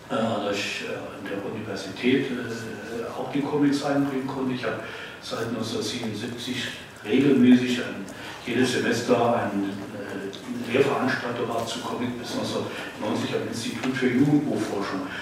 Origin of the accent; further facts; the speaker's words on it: Frankenberg, Hesse, Germany; ich bin in Nordhessen in Frankenberg aufgewachsen